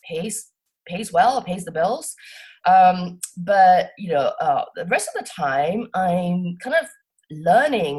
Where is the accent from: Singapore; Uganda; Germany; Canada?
Singapore; moved away as an adult; also born or lived in Cambridge, United Kingdom / Tokyo, Japan / London, United Kingdom / New York, United States; So I grew up in Singapore. I'm from Singapore. And I lived in Singapore till I was 18